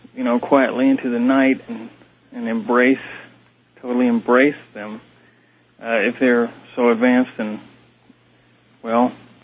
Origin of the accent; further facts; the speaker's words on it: Texas, United States; I'm from Texas, and it's nice to hear your voice again.